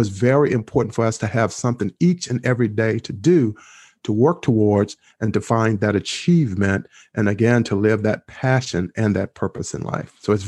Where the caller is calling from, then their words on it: Maryland, United States; I am speaking from the lovely area and state of Maryland, which is only about 5 miles from Washington, D.C.